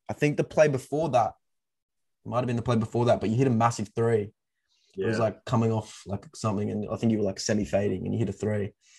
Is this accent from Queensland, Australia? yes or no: yes; Queensland, Australia; I'm from Queensland.